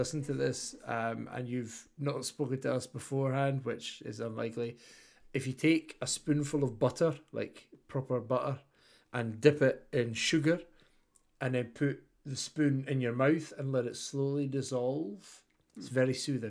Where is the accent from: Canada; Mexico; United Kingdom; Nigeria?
United Kingdom; Scotland; I'm a Scotsman. It's late at night for me.